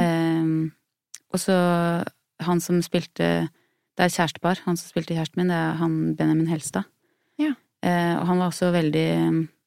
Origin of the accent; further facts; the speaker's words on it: Hallingdal, Buskerud, Norway; jeg har vokst opp med foreldre som jobba med sånn eh, med teater jeg, i Hallingdal, der jeg er fra